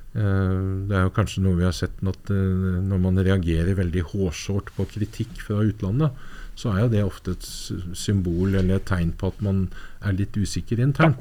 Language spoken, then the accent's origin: Norwegian; Norway; Jeg er nordmann